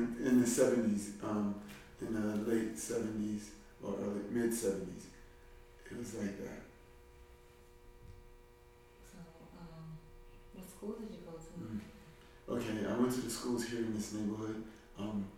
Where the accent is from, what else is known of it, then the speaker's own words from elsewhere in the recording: New York City, New York, United States; I'm from Brooklyn, East New York, in this neighborhood, only a few blocks away. I've lived here for a very long time